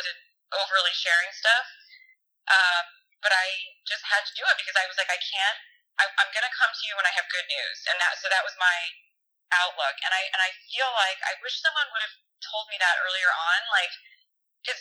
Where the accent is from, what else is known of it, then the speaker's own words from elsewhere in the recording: Connecticut, United States; growing up in Connecticut, going to Nantucket, my parents live in Rhode Island